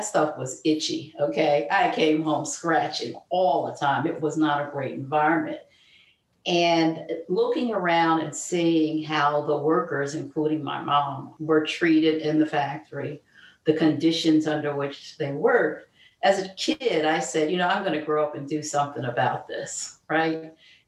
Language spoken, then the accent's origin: English; Philadelphia, Pennsylvania, United States; I grew up in South Philadelphia to a single mom